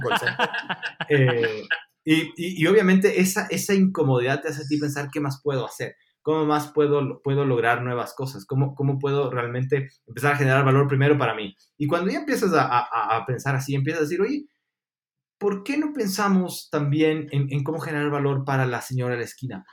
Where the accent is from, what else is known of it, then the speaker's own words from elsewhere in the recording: Ecuador; also born or lived in Argentina; nosotros fallamos como ecuatorianos